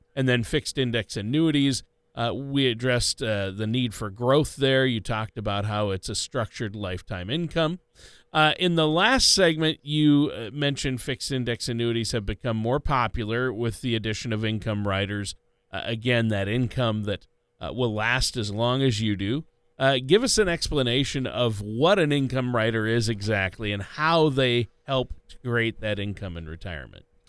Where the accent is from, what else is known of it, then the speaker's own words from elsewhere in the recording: Minneapolis, Minnesota, United States; I'm from the Minneapolis, we like to call Minneapolis the Minneapolis